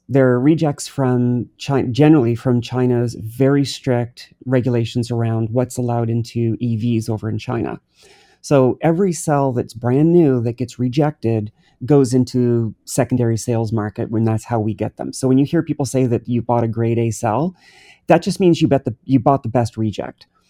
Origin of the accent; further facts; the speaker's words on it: New Brunswick, Canada; I'm from New Brunswick, Canada. I grew up on the water.